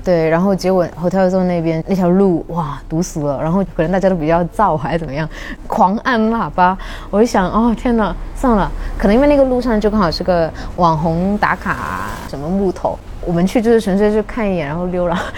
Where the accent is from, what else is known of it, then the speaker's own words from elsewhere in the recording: Guangdong, China; moved away; also born or lived in Shanghai; 因为我是广东人嘛